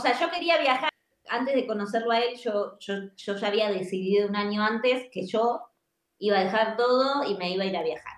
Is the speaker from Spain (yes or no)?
no; Argentina; moved away as an adult; also born or lived in Buenos Aires; now in Tulum, Mexico; yo soy argentina